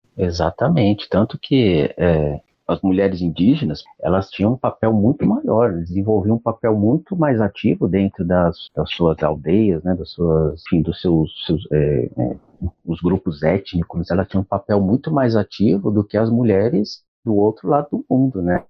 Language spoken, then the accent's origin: Portuguese; São Paulo, Brazil; eu sou de São Paulo